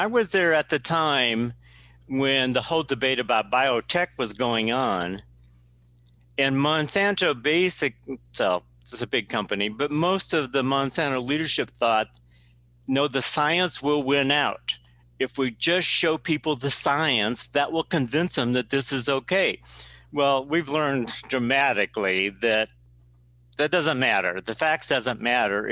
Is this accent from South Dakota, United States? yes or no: yes; South Dakota, United States; born and raised in South Dakota